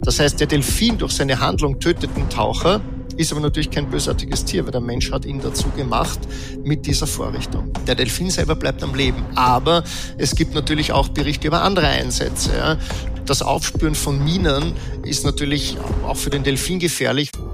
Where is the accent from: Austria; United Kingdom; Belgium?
Austria; Vienna; ich bin in Wien geboren, Österreicher